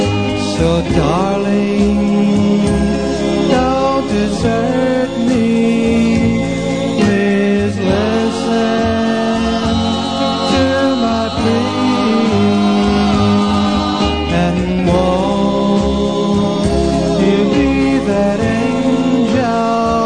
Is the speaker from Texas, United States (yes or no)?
no; New York City, New York, United States; Brooklyn, New York, my hometown